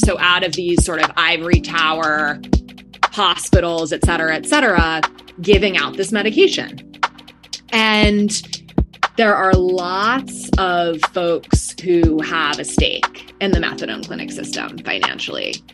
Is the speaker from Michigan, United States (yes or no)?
no; New York City, New York, United States; moved away as an adult; also born or lived in New Haven; now in Boston, United States; I'm originally from New York City.